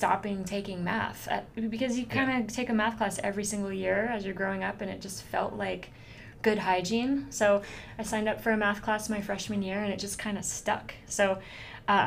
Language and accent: English; Newark, Ohio, United States; also born or lived in Cleveland, Ohio; I grew up right down the road, actually, in Newark, Ohio. Born and raised